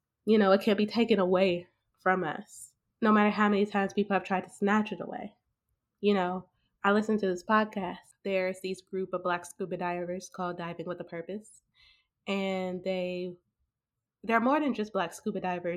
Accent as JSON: {"language": "English", "town": "Huntsville", "region": "Alabama", "country": "United States", "tie": "born or raised there", "also_born_or_lived": "Birmingham, Alabama", "said": "I moved from Birmingham, Alabama, back to my hometown of Huntsville, Alabama"}